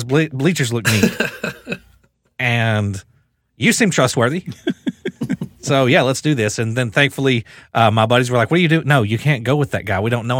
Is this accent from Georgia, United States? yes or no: no; Rockcastle County, Kentucky, United States; This is Rockcastle County, Kentucky.